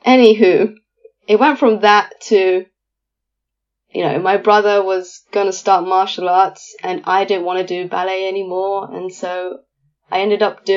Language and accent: English; London, United Kingdom; accent: East London; I am born and raised in London